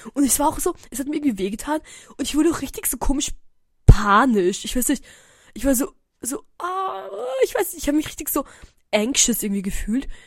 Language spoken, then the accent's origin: German; Eisenstadt, Burgenland, Austria; moved away; wir sind aus Eisenstadt